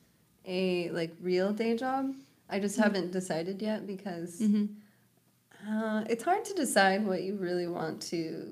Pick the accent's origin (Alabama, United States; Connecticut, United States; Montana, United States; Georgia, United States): Montana, United States; moved away as an adult; now in Kauai, United States; growing up in Montana where, I don't know, people are always working really hard